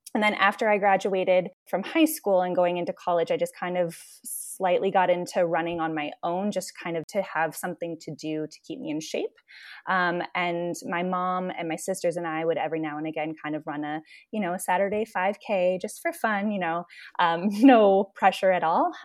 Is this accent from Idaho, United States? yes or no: no; Cedar Rapids, Iowa, United States; moved away as an adult; also born or lived in Guatemala City, Guatemala; I am originally from Cedar Rapids, Iowa. was raised there